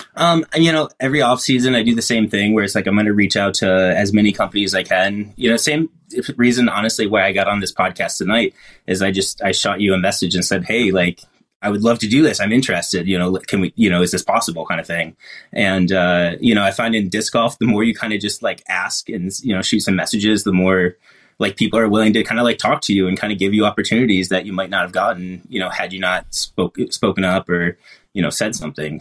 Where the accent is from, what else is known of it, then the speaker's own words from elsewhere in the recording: East Coast, United States; also born or lived in Buffalo area; now in Seattle, United States; naturally born and bred in the East Coast